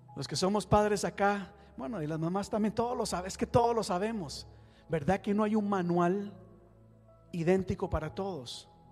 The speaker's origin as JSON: {"language": "Spanish", "country": "Costa Rica", "moved": "yes", "said": "yo soy de Costa Rica"}